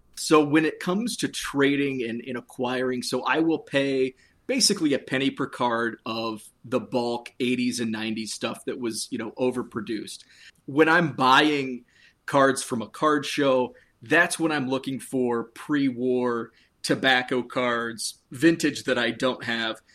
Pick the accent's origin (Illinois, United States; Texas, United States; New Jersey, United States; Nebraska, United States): Illinois, United States; Western; I grew up near the Quad Cities